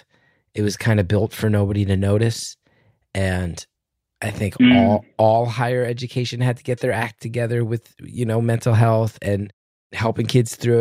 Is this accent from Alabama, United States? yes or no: no; Essex County, New Jersey, United States; I'm an Irish Catholic from Essex County